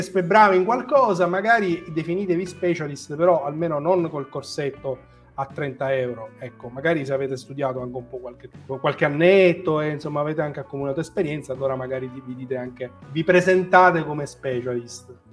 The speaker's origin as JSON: {"language": "Italian", "town": "Marsala", "region": "Sicily", "country": "Italy", "said": "Io sono di Massala"}